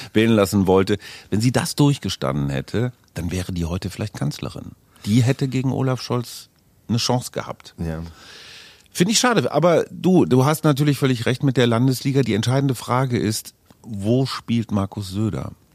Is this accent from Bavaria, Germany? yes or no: no; Münster, North Rhine-Westphalia, Germany; moved away as an adult; also born or lived in Munich; now in Berlin, Germany; also ich bin in Münster groß geworden